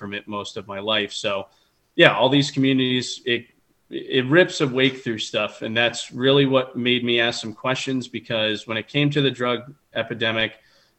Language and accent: English; Rochester, New Hampshire, United States; I've grown up in New Hampshire my whole life